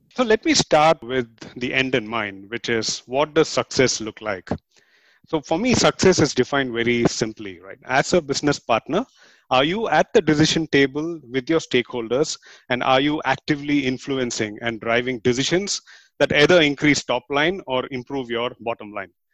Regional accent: India; moved away as an adult; now in Singapore; I'm from India and I've been living in Singapore for the past 10 years

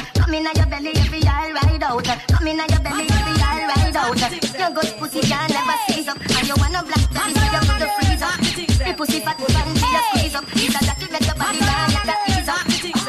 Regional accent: Portmore, Saint Catherine, Jamaica; I'm from Portmore that.

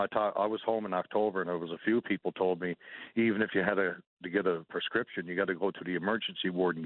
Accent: Grand Falls-Windsor, Newfoundland and Labrador, Canada; now in Ontario, Canada; I grew up in Grand Falls, Windsor

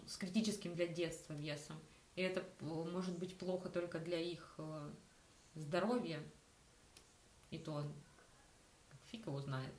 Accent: Rostov-on-Don, Rostov Oblast, Russia; я из Ростова. Ростов это не вау какой э, mm-hmm. столичный город

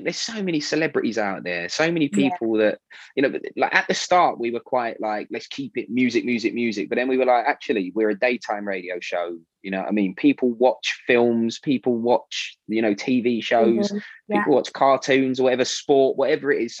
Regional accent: London, United Kingdom; I grew up in South Norwood, so stones throw away from Selhurst Park

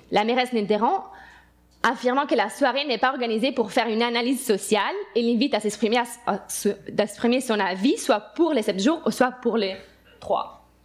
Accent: Italy; moved away as an adult; now in Montreal, Canada; suis italienne et j'étais élue en Italie

